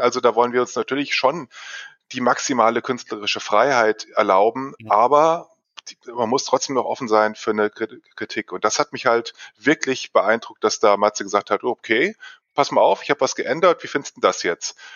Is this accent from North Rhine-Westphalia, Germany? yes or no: no; Fulda district, Hesse, Germany; moved away as an adult; now in Hanover, Germany; Ich komme ursprünglich aus dem Kreis Fulda.